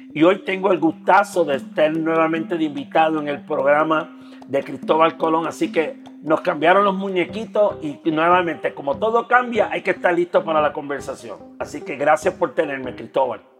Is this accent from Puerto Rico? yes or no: yes; Puerto Rico; moved away as an adult; now in Mexico City, Mexico; soy de Puerto Rico, soy un boricua que vive en México